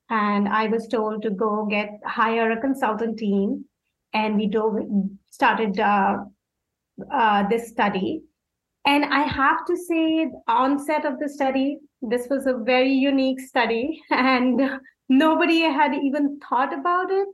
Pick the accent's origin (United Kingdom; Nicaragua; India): India; moved away as an adult; now in Los Angeles, United States; I'm from India.